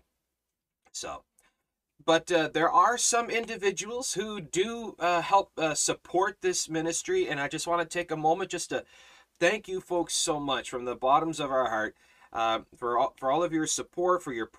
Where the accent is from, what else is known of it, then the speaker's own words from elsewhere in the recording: Canada; I'm Canadian